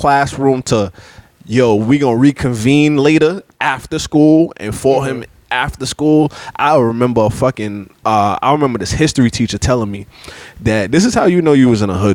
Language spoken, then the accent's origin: English; Jamaica; I'm a Jamaican